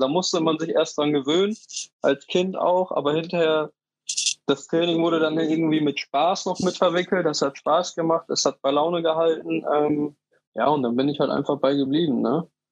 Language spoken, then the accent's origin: German; Dortmund, North Rhine-Westphalia, Germany; ich komme gebürtig aus Dortmund, ähm, habe in der Nähe vom Borsigplatz gewohnt, in der Wambeler Straße